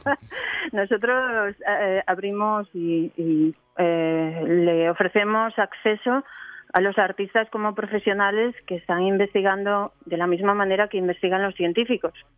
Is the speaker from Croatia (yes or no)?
no; Spain; moved away as an adult; now in Geneva, Switzerland; yo soy española, trabajo en Ginebra